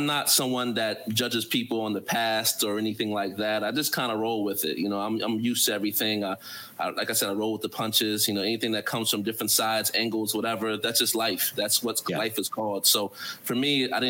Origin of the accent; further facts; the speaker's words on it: New Jersey, United States; moved away as an adult; now in Qatar; I'm from New Jersey, so there's a boardwalk culture.